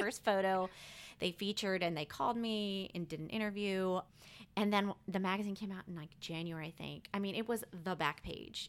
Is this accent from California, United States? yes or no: no; Rockville, Maryland, United States; moved away as an adult; also born or lived in Texas; now in New Orleans, United States; I'm originally from Rockville, Maryland. It's a city outside of Washington, D C.